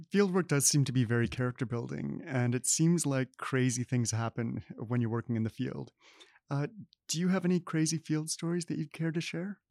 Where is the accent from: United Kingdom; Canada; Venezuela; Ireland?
Canada; Manitoba; Summerfieldbrook, Manitoba. Um, I grew up there.